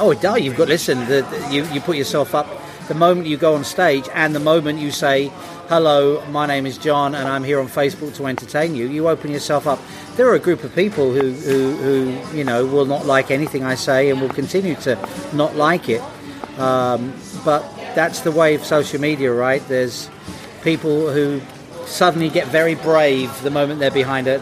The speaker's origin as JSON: {"language": "English", "country": "United Kingdom", "said": "I'm British"}